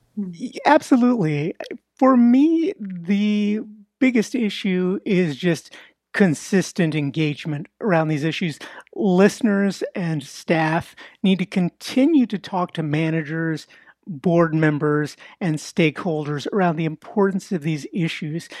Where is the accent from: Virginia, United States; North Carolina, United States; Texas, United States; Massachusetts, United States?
Texas, United States; Houston; I was born and raised in East Houston, working class Mexican American neighborhood